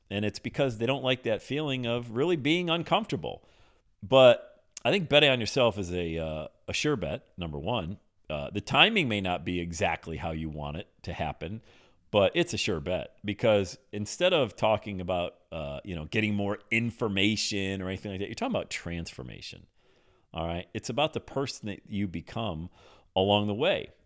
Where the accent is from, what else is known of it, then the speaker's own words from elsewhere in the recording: Bradford, Pennsylvania, United States; moved away as an adult; also born or lived in West Palm Beach, Florida; I'm in Bradford, P A, my hometown